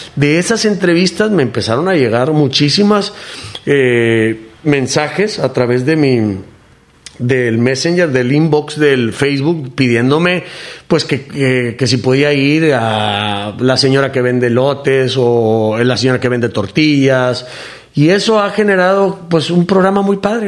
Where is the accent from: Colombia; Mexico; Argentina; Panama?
Mexico; como mexicano